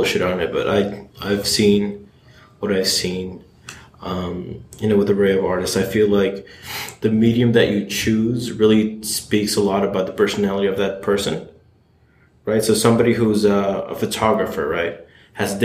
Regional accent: New York City, New York, United States; born or raised there

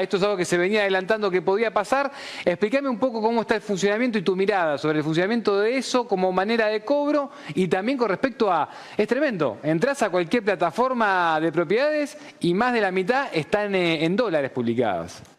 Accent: Buenos Aires, Argentina; no soy de Devoto, soy más, más para el lado paternal, más para lado paternal. Sí, de paternal.

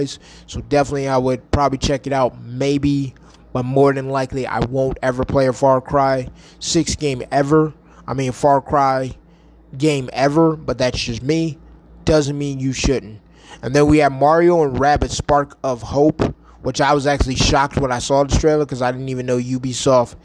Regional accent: New York, United States; now in Arizona, United States; going back home to my home state of New York

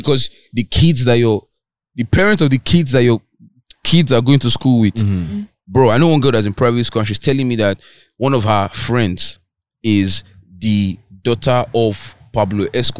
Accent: Eket, Akwa Ibom, Nigeria; moved away; I grew up in Eket.

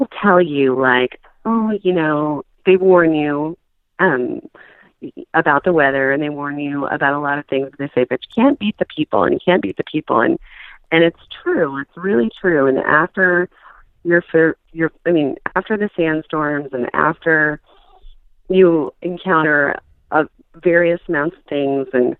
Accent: Oregon, United States; moved away as an adult; also born or lived in Washington / Northern California / Austin, Texas; now in Levelland, Texas, United States; I'm originally from Oregon, born in Washington, raised in Oregon, spent quite a bit of time in Northern California, and then got to Texas just as fast as I could.

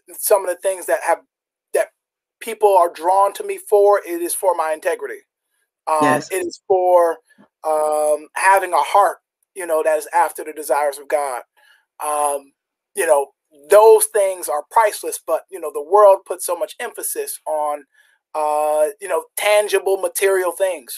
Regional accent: Jamaica; I'm Jamaican

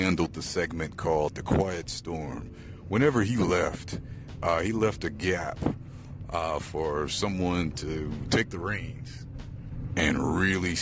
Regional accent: Chicago, Illinois, United States; now in Houston, United States; I am from Chicago, born and raised, and living in Houston

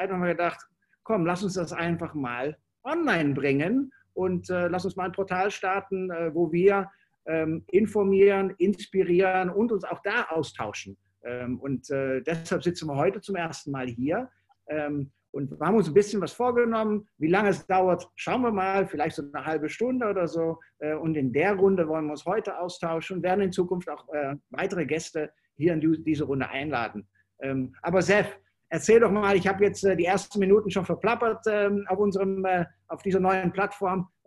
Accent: Netherlands; German is a second language; weil ich als Holländer, äh, ich nehme das dann nicht so eng und für mich ist es auch ein bisschen einfacher.

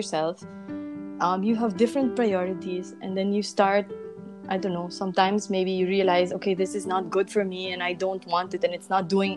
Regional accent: Philippines; moved away as an adult; also born or lived in Segovia, Spain; now in Madrid, Spain; in the Philippines, I feel like my comfort zone consisted of my family, you guys, my close friends

